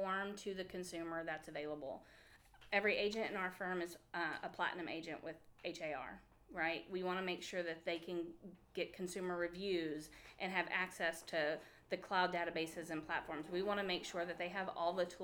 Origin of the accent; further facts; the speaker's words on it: Bay Area, Texas, United States; we're from the Bay Area